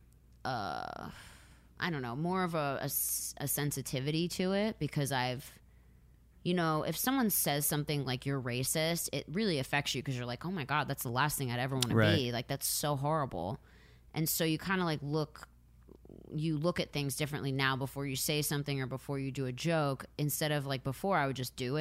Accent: outside Philadelphia, Pennsylvania, United States; now in Los Angeles, United States; I grew up outside of Philly. So, I grew up with people of all different ethnicities

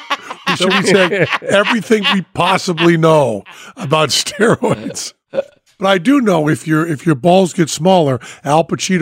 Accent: Western Massachusetts, United States; I'm from Massachusetts, Western Mass

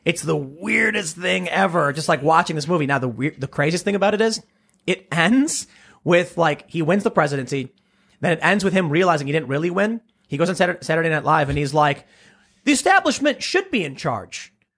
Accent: Chicago, Illinois, United States; at least maybe it's growing up on the South Side of Chicago, where they're like, you know, stay out of gangs, kids, and don't do drugs.

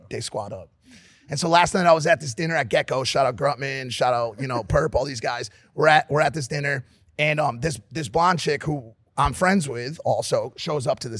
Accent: Havana, Cuba; Yo, you know, you know I'm from Havana, right?

